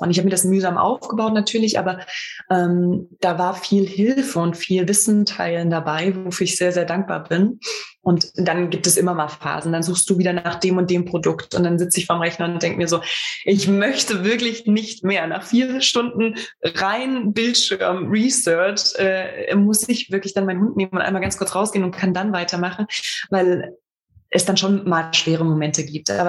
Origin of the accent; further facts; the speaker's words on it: Thuringia, Germany; in Gera gedruckt, in meiner Heimat, in Thüringen.